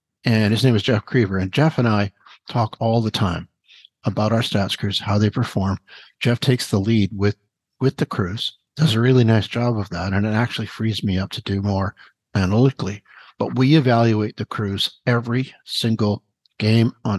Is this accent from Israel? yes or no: no; Vancouver, British Columbia, Canada; I'm from Vancouver